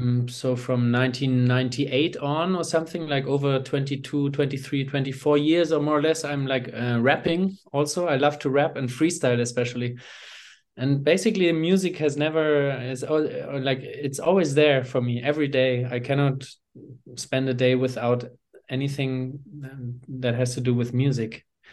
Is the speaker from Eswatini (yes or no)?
yes; Eswatini; also born or lived in Hamburg, Germany; I'm originally from Hamburg, Germany. I grew up in Swaziland, formerly Swaziland. It's Eswatini now in southern Africa, in the south of Africa, a small, tiny kingdom. That's where I went to primary school myself.